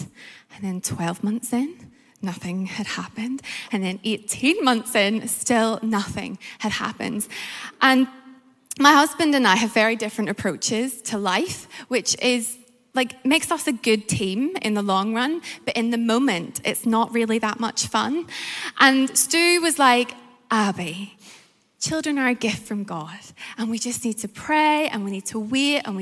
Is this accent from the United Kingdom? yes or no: yes; Northern Ireland, United Kingdom; accent: Northern Irish; also born or lived in Malaysia; now in London, United Kingdom; My accent is Northern Irish